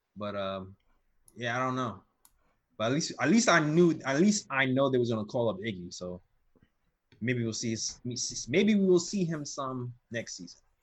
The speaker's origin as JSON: {"language": "English", "region": "New York", "country": "United States", "said": "I'm from New York"}